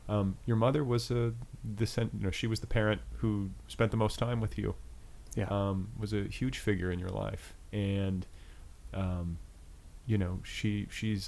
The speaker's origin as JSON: {"language": "English", "region": "Indiana", "country": "United States", "also_born_or_lived": "Colorado", "moved": "yes", "said": "I'm from Indiana."}